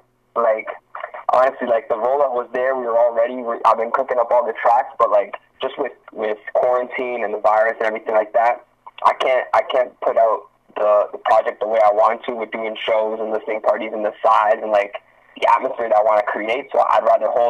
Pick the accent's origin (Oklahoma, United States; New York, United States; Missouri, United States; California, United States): Missouri, United States; Branson; all that. I'm from Branson. I'm a rapper, man.